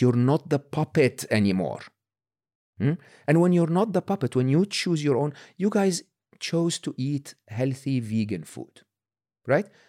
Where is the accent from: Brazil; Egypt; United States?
Egypt; born or raised there; moved away